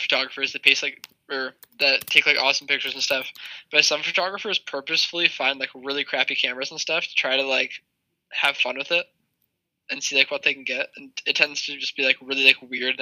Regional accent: Poland; moved away; I can speak Polish. I'm from Poland

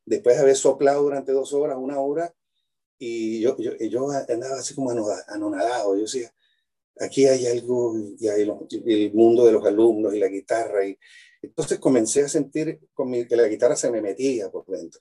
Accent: Venezuela; moved away as an adult; also born or lived in Mérida, Venezuela / Cremona, Italy / Europe; now in Chile; yo nací en Venezuela

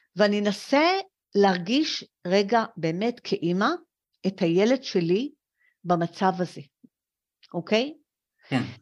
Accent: Israel; also born or lived in France; אני הייתי עולה חדשה מצרפת

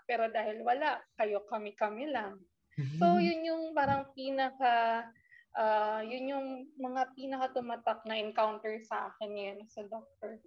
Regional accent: Calabarzon, Philippines; I came from Cavite

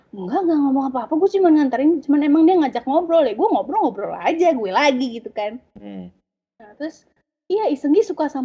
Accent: Indonesia; accent: Indonesian; jadi gue apa ya bawaan logat Indonesia gue atau logat bahasa Inggris gue tuh meng, seakan menghilang kalau gue ngomong bahasa Korea

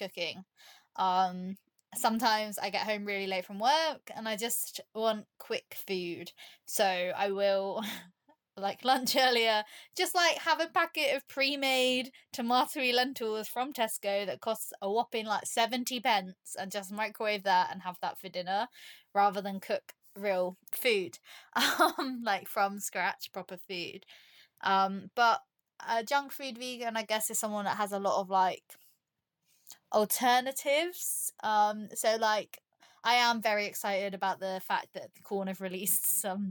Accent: Cornwall, South West England, United Kingdom; I'm from Cornwall

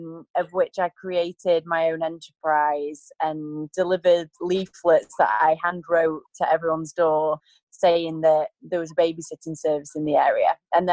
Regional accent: between Blackpool and Preston, North West England, United Kingdom; moved away as an adult; also born or lived in Manchester, England / Los Angeles, United States; now in Bali, Indonesia; I grew up in Pulteney Field, which is in between Blackpool and Preston.

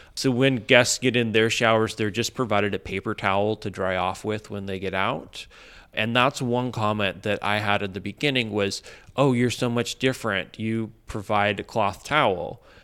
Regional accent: Midwest, United States; now in Los Angeles, United States; I grew up in the Midwest, and in a very suburban environment.

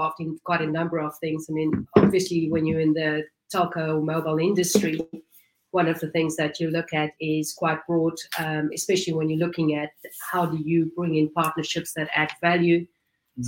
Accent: South Africa; moved away as an adult; also born or lived in Silicon Valley; I was born and raised in South Africa

